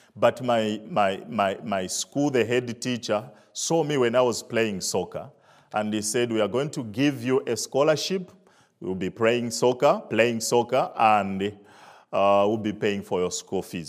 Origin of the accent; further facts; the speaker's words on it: Zambia; moved away; I'm from Africa, Zambia. Uh, I grew up in the village